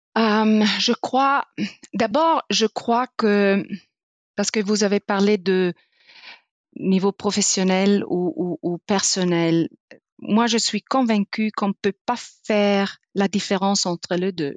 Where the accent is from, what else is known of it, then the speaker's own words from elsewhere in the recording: Italy; French is a second language; moved away; je suis italienne, je suis née en sud dans le Dolomite